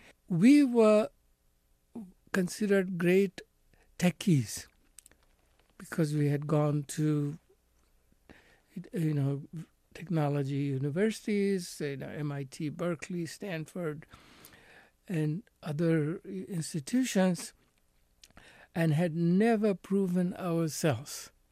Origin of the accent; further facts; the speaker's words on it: India; I think, yes, they may have had doubts about my ability to run a company, you know, as an Indian.